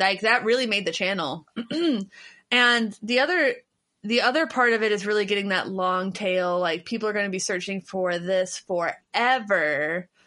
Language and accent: English; Cincinnati, Ohio, United States; moved away; I'm from Cincinnati